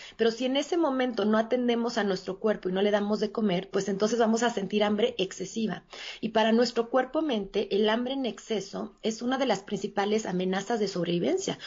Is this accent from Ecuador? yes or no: no; Mexico City, Mexico; yo soy de la Ciudad de México y aquí radico